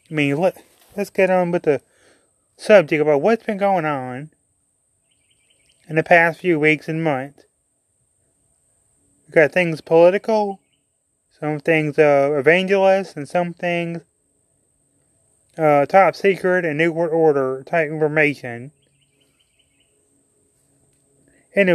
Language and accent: English; Mississippi, United States; I'm from Mississippi